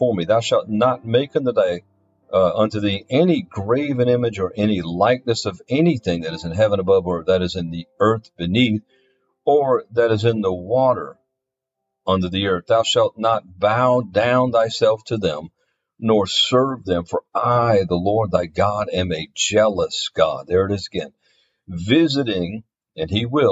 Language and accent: English; Louisiana, United States; my home state, Louisiana